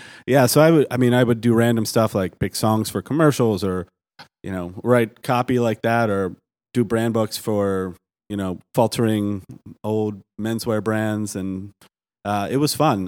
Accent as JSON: {"language": "English", "town": "Baltimore", "region": "Maryland", "country": "United States", "tie": "born or raised there", "said": "I'm from Baltimore"}